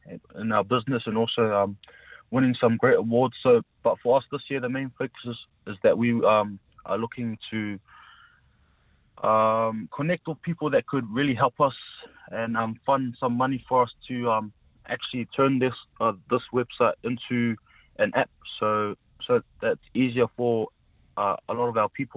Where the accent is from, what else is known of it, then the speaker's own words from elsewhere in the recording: Porirua, Wellington, New Zealand; also born or lived in Samoa; I'm a Samoan born, but obviously brought up in Porirua most of my life